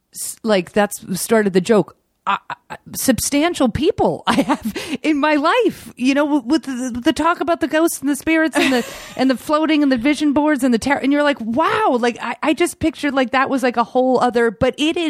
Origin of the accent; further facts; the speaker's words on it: New York, United States; growing up on the East Coast, like, I hated Los Angeles.